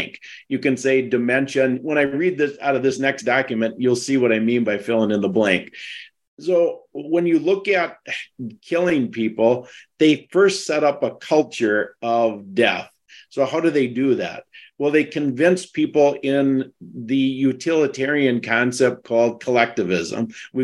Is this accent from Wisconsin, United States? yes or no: yes; Wisconsin, United States; I'm from Wisconsin. You can tell because I don't have an accent